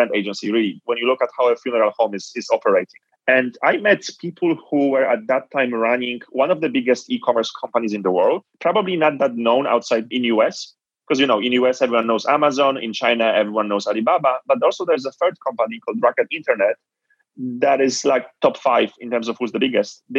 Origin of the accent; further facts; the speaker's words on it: Poland; moved away; also born or lived in Nigeria; So born and raised in Poland, I was born in the late 80s